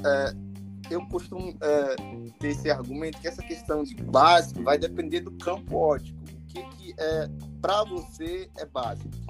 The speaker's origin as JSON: {"language": "Portuguese", "town": "Teresina", "region": "Piauí", "country": "Brazil", "tie": "born or raised there", "moved": "as an adult", "lives_now": "Alta Floresta, Brazil", "said": "sou natural de Teresina, Piauí, ali no Nordeste"}